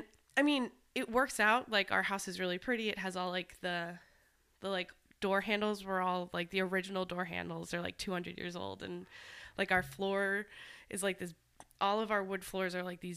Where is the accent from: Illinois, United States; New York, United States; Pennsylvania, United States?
Pennsylvania, United States; the Poconos; I'm from the Poconos